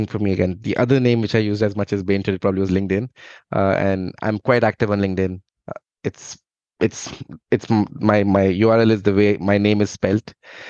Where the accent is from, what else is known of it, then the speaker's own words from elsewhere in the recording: India; English is a second language; now in Dublin, Ireland; I'm from India, and I think, I grew up. My dad was in the Indian Army, so we moved around a lot in India.